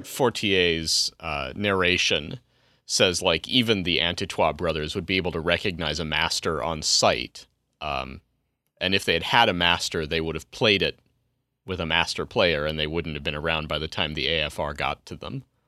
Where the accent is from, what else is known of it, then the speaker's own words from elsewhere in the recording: Colorado, United States; my home state in Colorado